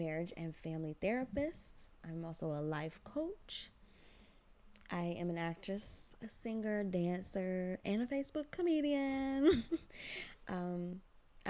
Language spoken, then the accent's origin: English; United States; I am also an American born Ghanaian